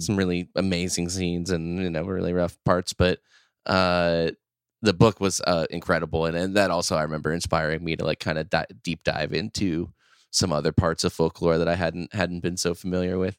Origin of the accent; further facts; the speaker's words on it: Midwest, United States; born and raised in the Midwest, currently live, uh, as well.